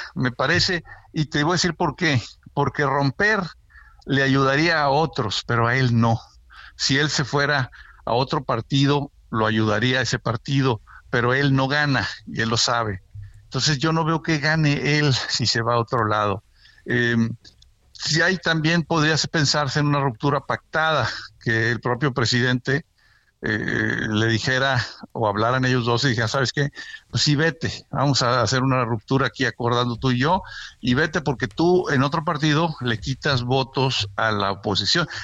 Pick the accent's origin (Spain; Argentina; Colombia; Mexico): Mexico; Monterrey, Nuevo León; moved away as an adult; ya voy para tres años viviendo de regreso en mi tierra, en Monterrey